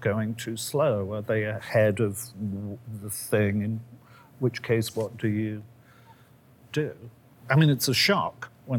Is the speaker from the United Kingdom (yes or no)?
yes; England, United Kingdom; moved away; I worked for a long while in England in my former existence as an English person